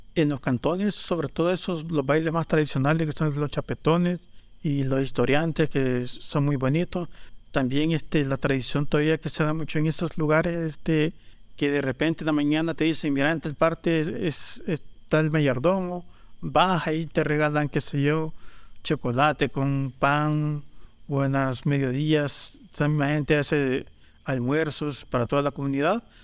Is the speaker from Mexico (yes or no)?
no; Panchimalco, San Salvador, El Salvador; Soy un artesano de Panchimalco